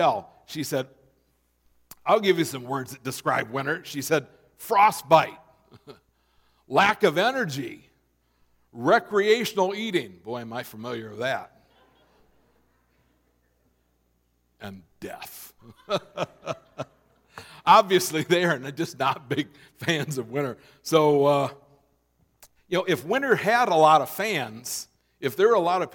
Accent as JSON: {"language": "English", "region": "Minnesota", "country": "United States", "tie": "born or raised there", "moved": "yes", "said": "I grew up in Minnesota"}